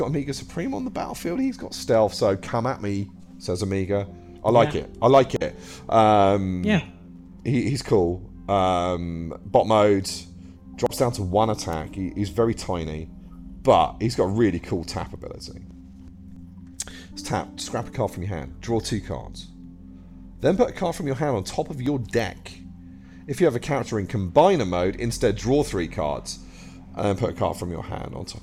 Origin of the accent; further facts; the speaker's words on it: England, United Kingdom; I'm English